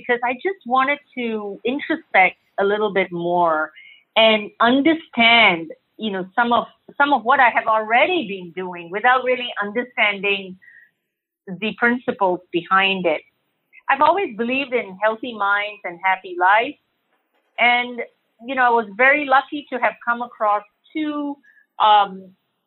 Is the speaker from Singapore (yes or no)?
yes; Singapore; now in Austin, United States; I'm a native of Singapore. And so I'm now a Texan and I call Austin, Texas home.